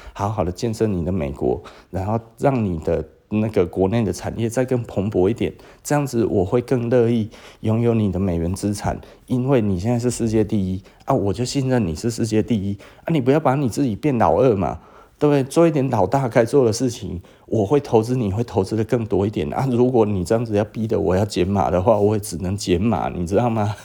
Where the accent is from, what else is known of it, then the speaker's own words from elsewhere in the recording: Taiwan; 那我也承认我是台湾人